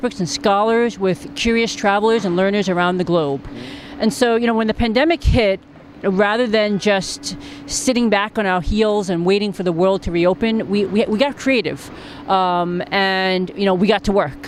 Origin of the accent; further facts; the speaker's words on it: New York City, New York, United States; my hometown and one of the greatest cities in the world